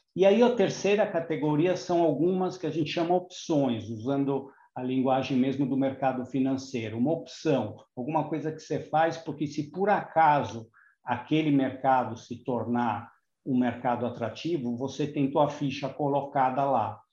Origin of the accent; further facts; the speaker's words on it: Brazil; a gente ganha pouco como brasileiro médio